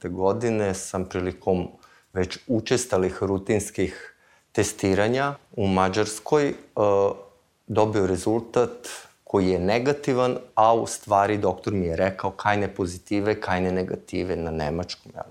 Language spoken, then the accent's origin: Croatian; Vršac, Vojvodina, Serbia; s jedne strane nisam iz Beograda, iz Vršca sam, s druge strane nisam student.